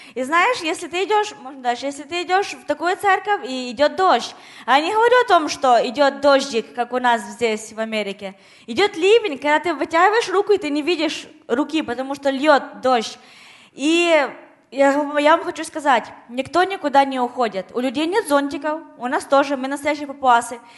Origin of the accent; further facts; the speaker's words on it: Ukraine; moved away; я с Украины